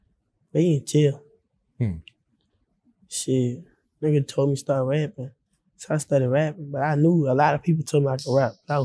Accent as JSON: {"language": "English", "town": "Baton Rouge", "region": "Louisiana", "country": "United States", "lives_now": "Homer, United States", "said": "I'm from Baton Rouge, Louisiana."}